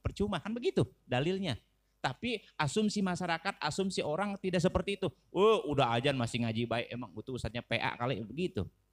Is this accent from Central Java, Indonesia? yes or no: no; Gunung Sindur, West Java, Indonesia; Domisili saya asli orang Gunung Sindur, kampungnya Kampung Wulusur